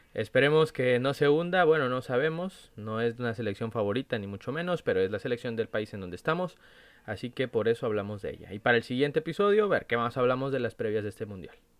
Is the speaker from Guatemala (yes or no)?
no; Mexico; la selección de nuestro país